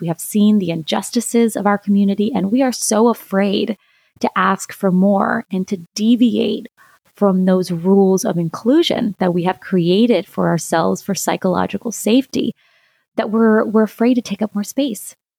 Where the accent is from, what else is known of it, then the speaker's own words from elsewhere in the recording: Lima, Ohio, United States; also born or lived in Santiago, Chile; I'm originally from Santiago, Chile, and I grew up in a small town in, in Ohio, in Lima